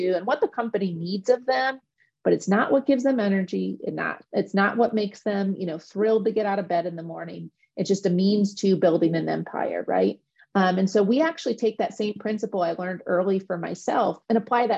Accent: Midwest, United States; I'm from the Midwest

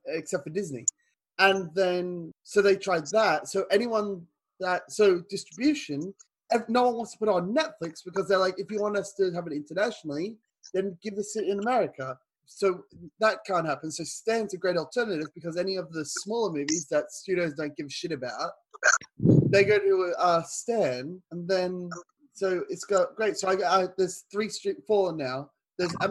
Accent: Australia

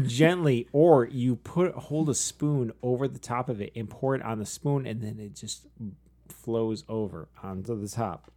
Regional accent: Michigan, United States; people in Michigan say 'cause we can't pronounce crap

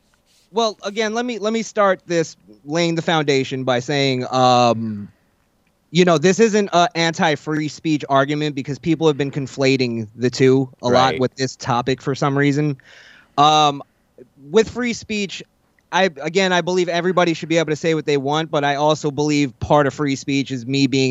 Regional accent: Florida, United States; also born or lived in New York; No, I was born in New York. Okay. And then we moved to Florida when I was much younger.

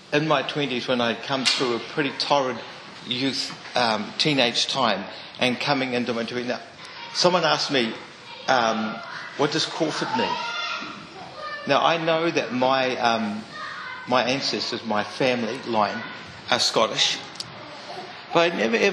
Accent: Mount Maunganui, Bay of Plenty, New Zealand; I grew up in Mount Maunganui

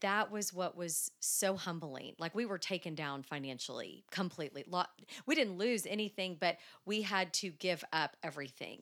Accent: Dallas, Texas, United States; I am from Dallas. Born and raised

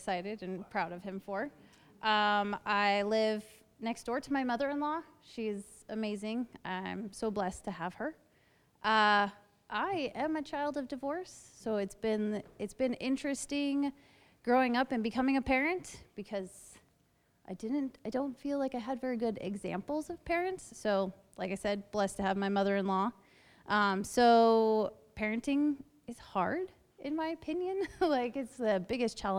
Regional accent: Portland, Oregon, United States; now in Dallas, Oregon, United States; I grew up in Portland, Oregon

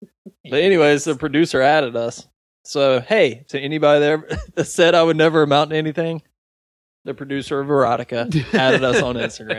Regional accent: the South, United States; we grew up in the South. Nobody talks like that.

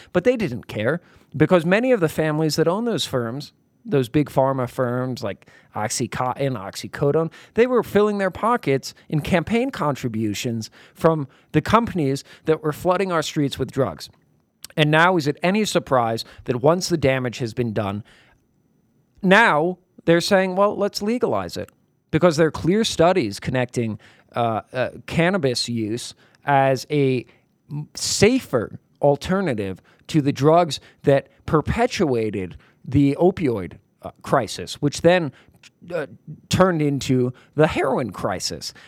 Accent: New York, United States; also born or lived in Brooklyn; I'm from New York. I spent many years in Brooklyn

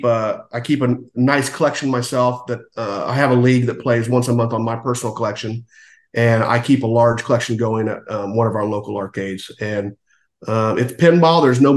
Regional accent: Washington, District of Columbia, United States; we had a family vacation when I was growing up in Washington, D.C.

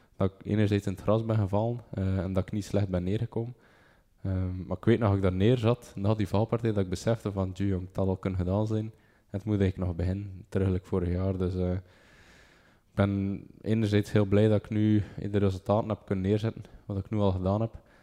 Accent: Bruges, Flanders, Belgium; ik van Brugge ben

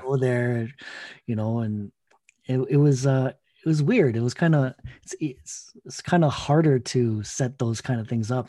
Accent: Toronto, Ontario, Canada; I'm a kid from Scarborough, Filipinos kid from Scarborough, Toronto, um, Ontario

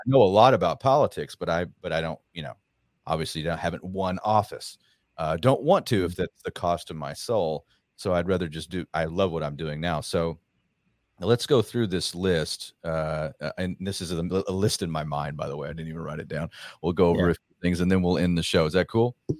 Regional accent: Rockwall, Texas, United States; in Rockwall, Texas. Uh, I got asked to speak. It's funny. I, I ran for Congress there, and and uh, that's yeah. my hometown

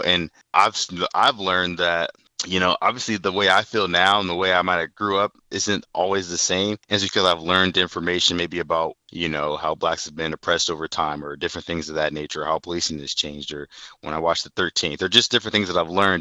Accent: Fort Wayne, Indiana, United States; moved away as an adult; also born or lived in Nebraska; now in Indianapolis, United States; I'm from Fort Wayne, Indiana, born in the late 80s.

